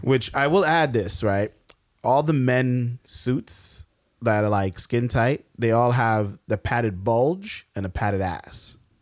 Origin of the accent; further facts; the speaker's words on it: New York, United States; we're from New York